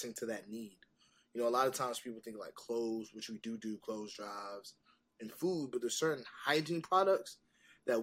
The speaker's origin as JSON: {"language": "English", "region": "Northern Virginia", "country": "United States", "also_born_or_lived": "South Carolina", "said": "I'm from the DMV. I'm from Northern Virginia"}